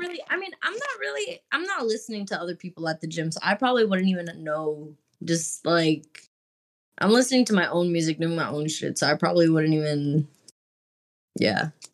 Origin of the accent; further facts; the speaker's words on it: Texas, United States; I'm from Texas, so it's, like, you're just kind of always around country people